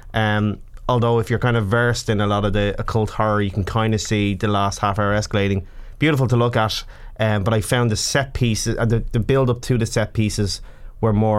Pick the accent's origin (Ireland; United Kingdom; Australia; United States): Ireland; as an Irish person